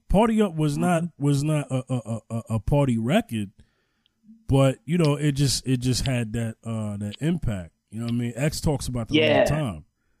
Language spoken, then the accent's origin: English; New York, United States; I remember just growing up in New York